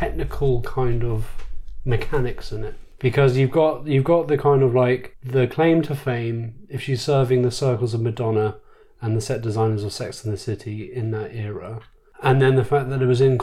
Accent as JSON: {"language": "English", "country": "United Kingdom", "said": "being British"}